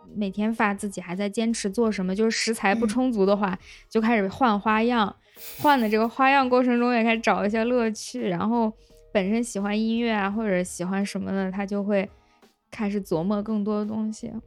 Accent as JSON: {"language": "Chinese", "town": "Lanzhou", "region": "Gansu", "country": "China", "accent": "Lanzhou accent (金兰腔)", "said": "我觉得我的口音还好吧，然后我的朋友们听完之后就啊，你这个金兰腔也太重了"}